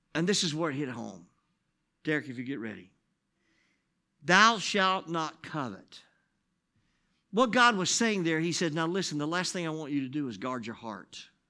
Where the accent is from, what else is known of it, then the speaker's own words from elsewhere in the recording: United States; I'm this guy from America